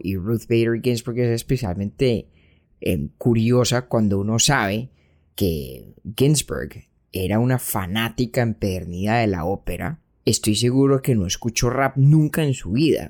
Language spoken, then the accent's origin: Spanish; Colombia; also born or lived in Brooklyn, New York; now in New York, United States; nosotros, un par de pelagatos montañeros colombianos que ni ciudadanos, ni ciudadanos somos de los Estados Unidos